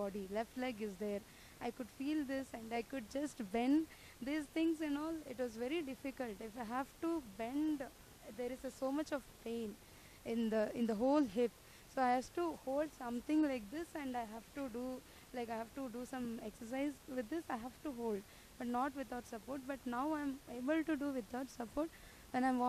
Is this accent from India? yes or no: yes; Bangalore, Karnataka, India; I'm from Bangalore